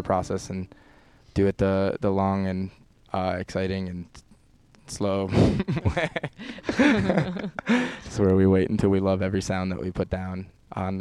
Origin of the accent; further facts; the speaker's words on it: New York, United States; moved away; I'm from New York